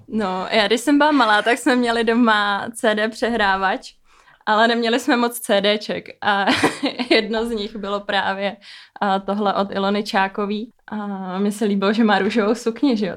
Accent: Stará Paka, Liberec Region, Czechia; A já jsem ze Starý Paky, spod Krkonoší

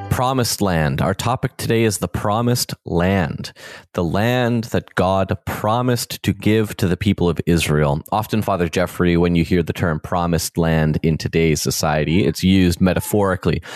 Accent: Canada; the way that I grew up in in Canada in the 21st century

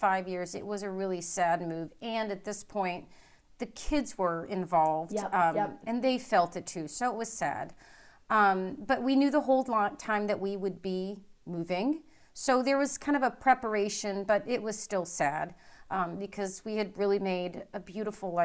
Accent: Florida, United States; moved away as an adult; also born or lived in Indiana / Toledo / Durham / North Carolina; I grew up in Florida, and then I went to college in Florida

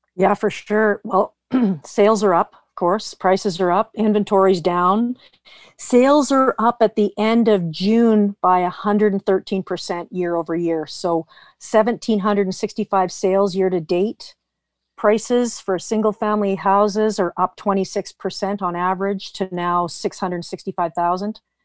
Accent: Vernon, British Columbia, Canada; also born or lived in Vancouver; I was born in Vernon, left when I graduated high school.

